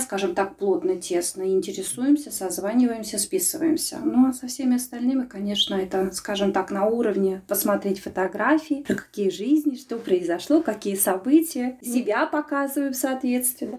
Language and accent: Russian; Smolensk, Smolensk Oblast, Russia; moved away as an adult; now in Latvia; мы живем все в одном микрорайоне, и у меня мама там осталась жить, и когда я приезжаю из Латвии в Смоленск